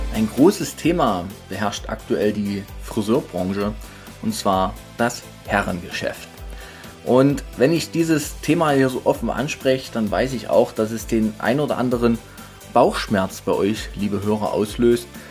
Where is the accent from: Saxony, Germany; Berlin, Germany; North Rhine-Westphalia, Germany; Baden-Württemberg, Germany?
Saxony, Germany; Dresden; now in Leipzig, Germany; ich bin ja geborener Dresdner